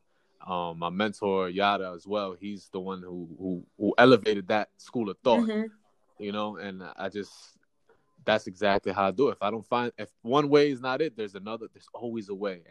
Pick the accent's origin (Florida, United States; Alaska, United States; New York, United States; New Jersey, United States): New York, United States; Yonkers; I live in Yonkers. I'm from Yonkers